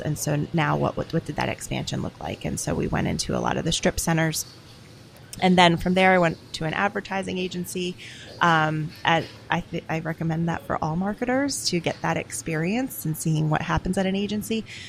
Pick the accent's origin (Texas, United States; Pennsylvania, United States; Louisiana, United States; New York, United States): Pennsylvania, United States; Philadelphia; I'm from Philadelphia